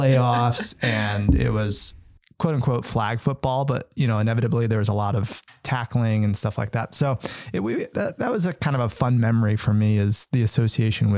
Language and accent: English; East Coast, United States; moved away; also born or lived in Wisconsin; growing up in the East Coast